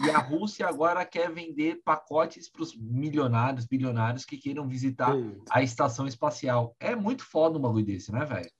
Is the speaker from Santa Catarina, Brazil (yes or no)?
no; São Paulo, Brazil; Eu, como paulistano